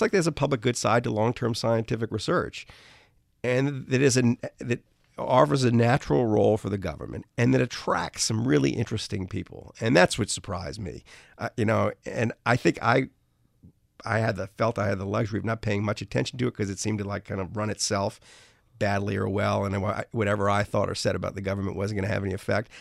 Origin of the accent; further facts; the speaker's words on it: New Orleans, Louisiana, United States; I grew up in New Orleans